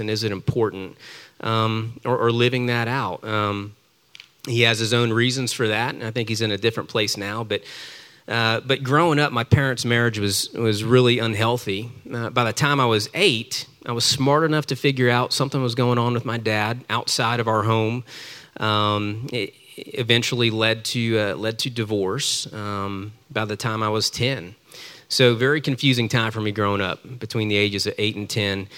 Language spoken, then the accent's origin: English; Tampa, Florida, United States; I was born in Tampa, Florida, the youngest child